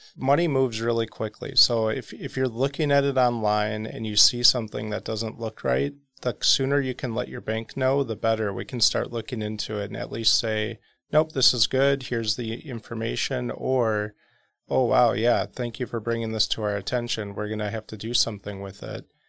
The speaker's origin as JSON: {"language": "English", "town": "South Milwaukee", "region": "Wisconsin", "country": "United States", "tie": "born or raised there", "said": "South Milwaukee"}